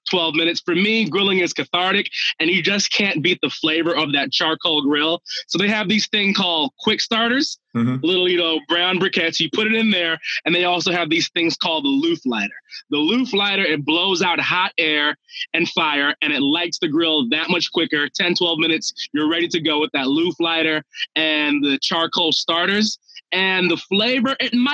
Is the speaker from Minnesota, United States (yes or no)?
yes; Minnesota, United States; I'm, I'm from Minnesota